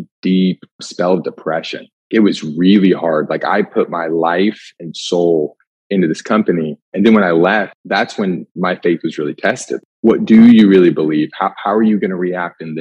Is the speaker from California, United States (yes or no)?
no; Indiana, United States; moved away as an adult; also born or lived in Destin, Florida; My story starts in the cornfields of Indiana